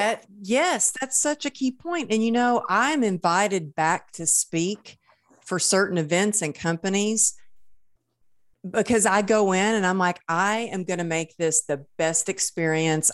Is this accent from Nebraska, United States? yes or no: no; Texas, United States; I was raised in Texas